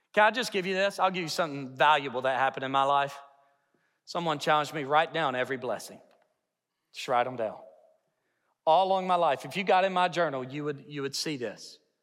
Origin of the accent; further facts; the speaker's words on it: Hot Springs, Arkansas, United States; now in Yukon, United States; I'm from Hot Springs